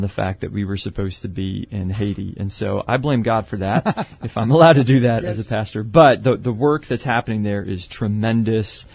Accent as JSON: {"language": "English", "country": "Canada", "also_born_or_lived": "Pennsylvania / Dallas", "moved": "as an adult", "lives_now": "San Antonio, United States", "said": "originally Canadian."}